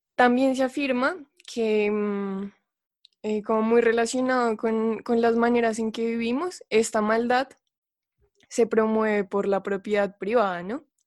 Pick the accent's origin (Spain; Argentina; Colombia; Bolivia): Colombia; Colombia, que es de donde vengo